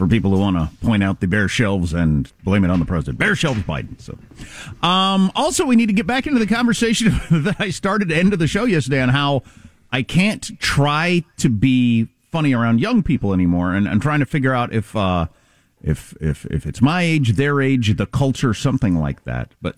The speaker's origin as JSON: {"language": "English", "country": "United States", "said": "I'm an American"}